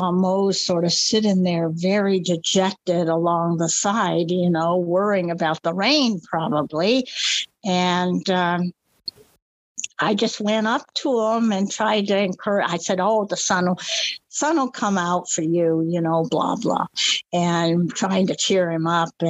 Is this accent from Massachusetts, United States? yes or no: no; Palm Springs, California, United States; also born or lived in New Mexico; yeah, this is when I lived near Albuquerque, and um, I was visiting Albuquerque. I was from Palm Springs, but I always go back to Albuquerque at least a couple times a year because I still love New Mexico.